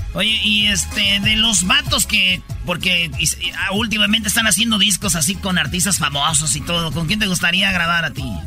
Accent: Monterrey, Nuevo León, Mexico; yo soy de Monterrey

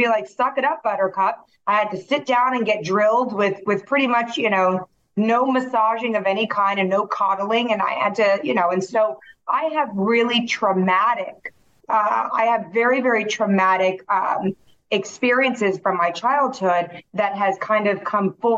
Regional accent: Taiwan; moved away; I remember growing up in Taiwan. I'm half Taiwanese

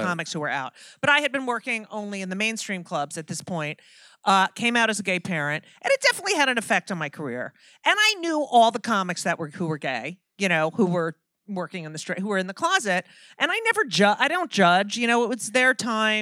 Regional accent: New Jersey, United States; I grew up in New Jersey

